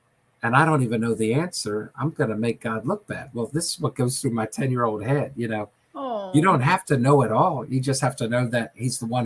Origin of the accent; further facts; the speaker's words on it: Southern Maryland, United States; also born or lived in Washington, D.C.; I lived in Southern Maryland, and we were going to a country church